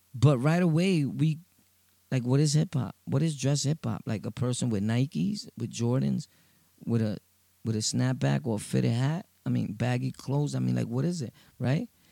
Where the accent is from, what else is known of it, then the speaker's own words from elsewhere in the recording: New York City, New York, United States; from Brooklyn, Sunset Park